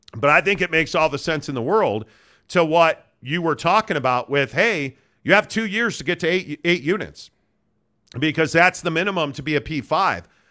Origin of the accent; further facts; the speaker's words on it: Chicago, Illinois, United States; I grew up in Chicago.